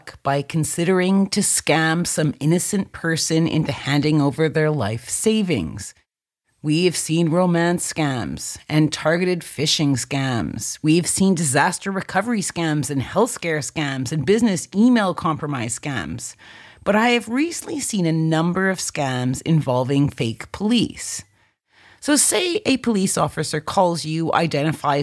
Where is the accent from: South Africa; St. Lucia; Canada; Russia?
Canada; in my home country of Canada